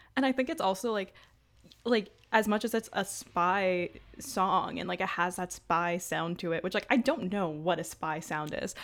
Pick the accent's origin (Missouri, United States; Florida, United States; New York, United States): New York, United States; New York City; I'm from Brooklyn